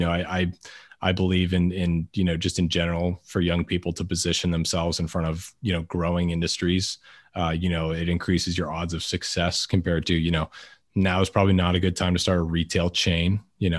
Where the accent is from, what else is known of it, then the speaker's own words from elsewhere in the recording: Weymouth, Massachusetts, United States; moved away; I'm actually from Boston originally.